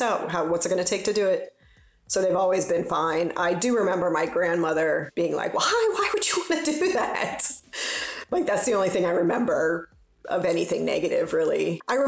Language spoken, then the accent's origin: English; Cincinnati, Ohio, United States; I grew up in Cincinnati.